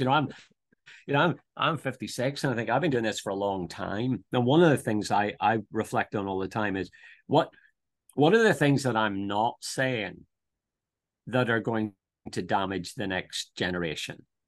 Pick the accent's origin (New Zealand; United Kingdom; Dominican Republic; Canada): United Kingdom; Northern Ireland; moved away as an adult; also born or lived in Dublin, Ireland; now in Brisbane, Australia; I'm, I'm from Northern Ireland, uh, born just outside Belfast